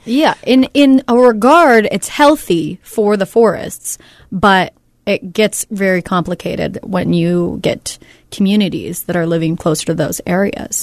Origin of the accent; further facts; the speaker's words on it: Northern California, United States; moved away; I'm from Northern California, so I have a lot of family and friends